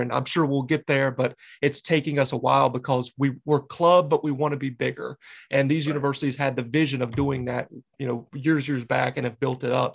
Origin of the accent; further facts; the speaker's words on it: Charlotte, North Carolina, United States; moved away as an adult; now in New England, United States; I grew up around Charlotte